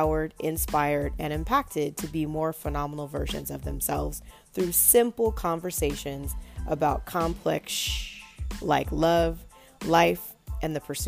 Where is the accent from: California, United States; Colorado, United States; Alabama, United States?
California, United States; also born or lived in North Carolina / Dallas / Washington, D.C.; I spent about a year and a half living in the Washington, D.C. area in the last 2 years. And I'm originally from Southern California as well.